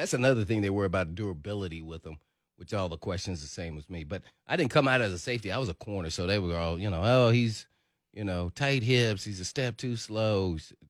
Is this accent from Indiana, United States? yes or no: yes; Indiana, United States; now in Nashville, United States; I grew up in Indiana.